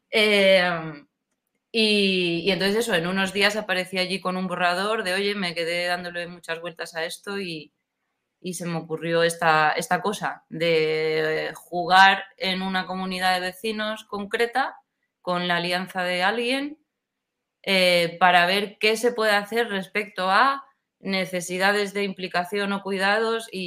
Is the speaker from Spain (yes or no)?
yes; Seville, Andalusia, Spain; yo soy de Sevilla, aunque no lo parezca por mi acento, porque se me pegan mucho los acentos